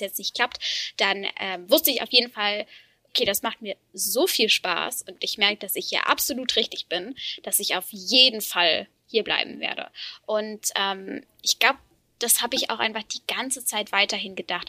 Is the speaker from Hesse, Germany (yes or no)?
no; Freiburg im Breisgau, Baden-Württemberg, Germany; moved away as an adult; now in Berlin, Germany; ich komme ähm, aus Freiburg im Breisgau